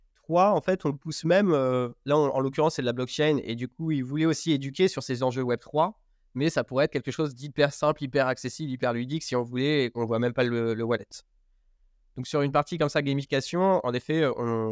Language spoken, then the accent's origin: French; Berry, Centre-Val de Loire, France; moved away as an adult; Je viens du Berry, où je suis retourné vivre à mi-temps. j'ai grandi ici avec mon frère